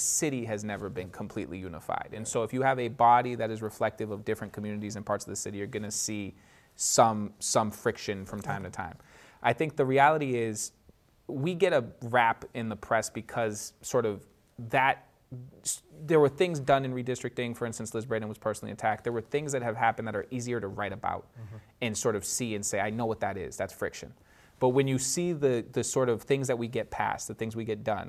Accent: Boston, Massachusetts, United States; I grew up in Hyde Park

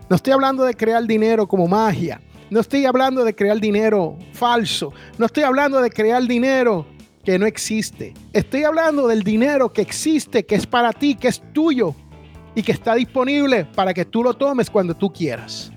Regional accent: San Juan, Puerto Rico; en el barrio donde yo me crié, allá en Barrio Obrero, en San Juan, Puerto Rico

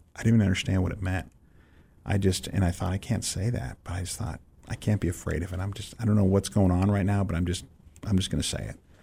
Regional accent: San Francisco, California, United States; moved away as an adult; also born or lived in Israel; I'm growing up in San Francisco, so it's not like you're, you're not in the middle of church culture

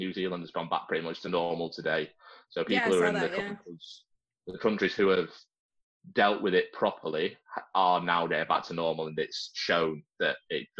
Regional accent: Yorkshire and the Humber, United Kingdom; now in Liverpool, United Kingdom; I live in Liverpool. I was born in Yorkshire

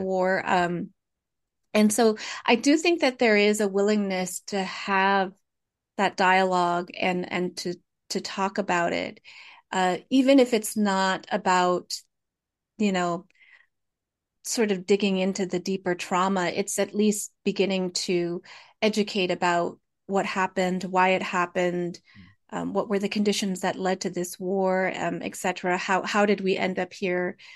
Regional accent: Fresno, California, United States; first language Hmong; English is a second language; I grew up in Fresno. I was born and raised here. So I am a I'm a, I'm a Fresno native, Valley native

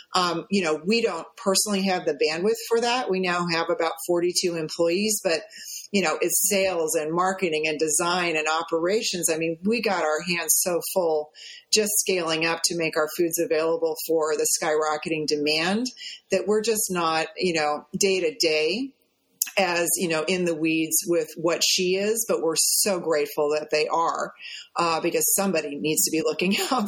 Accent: Midwest, United States; because I grew up in the Midwest, like you said, just miles and miles and miles of this monocrop out there, you know.

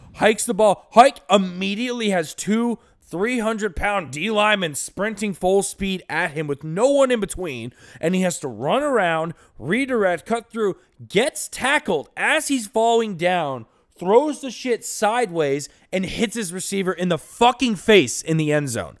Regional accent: Florida, United States; we grew up in Florida

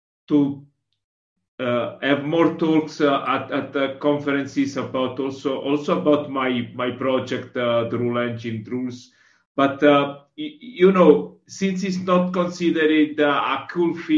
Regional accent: Southern Italy, Italy; now in Milan, Italy; I'm from Italy. I'm from South Italy, but I live in Milano

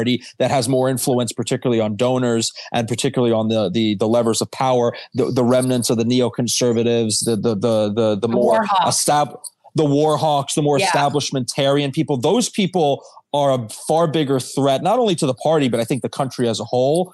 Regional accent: New York, United States; growing up in New York

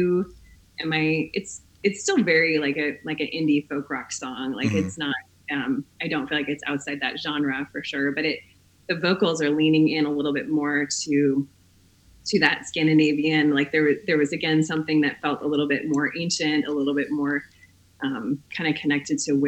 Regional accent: Minneapolis, Minnesota, United States; now in Asheville, United States; I grew up in the Twin Cities.

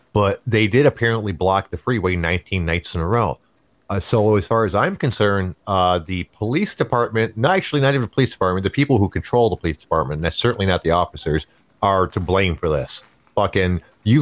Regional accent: United States; as an American

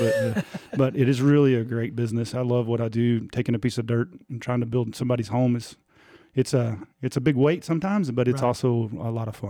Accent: Tulia, Texas, United States; We are originally from Tulia. That's where we moved from here in 2020.

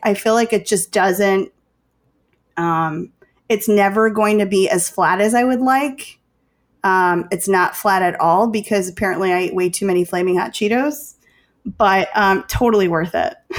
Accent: Chicago, Illinois, United States; I'm from Chicago

